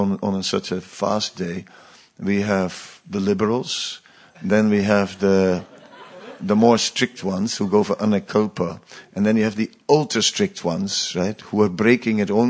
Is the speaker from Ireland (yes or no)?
no; Netherlands; I grew up on the beach, you know, I'm from the Netherlands beach